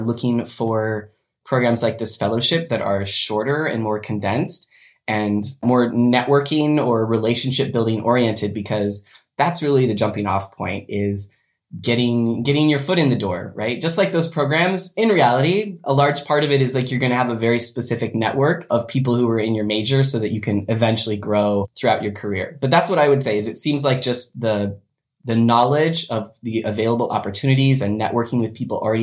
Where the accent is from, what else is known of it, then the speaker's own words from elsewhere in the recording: Western Washington, United States; I was born and raised in Washington State, Western Washington, the wet side